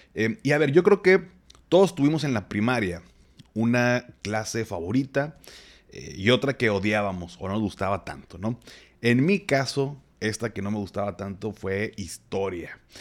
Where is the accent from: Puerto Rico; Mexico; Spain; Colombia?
Mexico; Monterrey, Nuevo León; soy regio